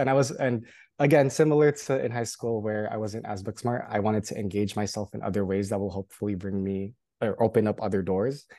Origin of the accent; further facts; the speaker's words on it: Union City, California, United States; moved away as an adult; also born or lived in Hawaii; I did grow up in California, specifically in the Bay Area, in a small suburb city called Union City